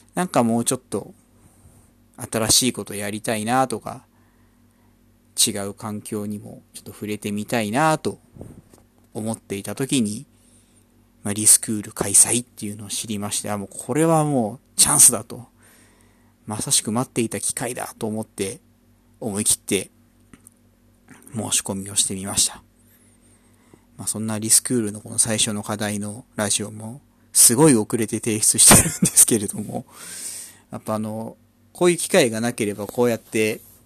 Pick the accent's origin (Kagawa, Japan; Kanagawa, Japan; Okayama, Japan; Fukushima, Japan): Kanagawa, Japan; also born or lived in Ikebukuro, Tokyo; now in Tokyo, Japan; 出身 は神奈川県出身で、今は東京の池袋の近辺に住んでます。